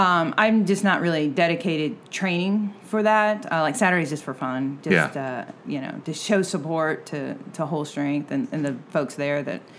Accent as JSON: {"language": "English", "town": "Nashville", "region": "Tennessee", "country": "United States", "tie": "born or raised there", "said": "I grew up in Woodbine"}